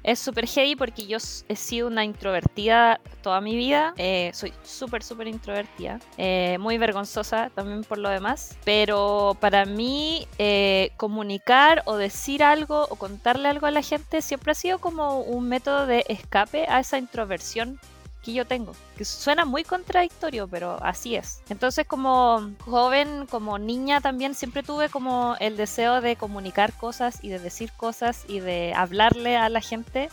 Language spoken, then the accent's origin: Spanish; Concepción, Biobío, Chile; nací en Concepción, en la gran ciudad de Concepción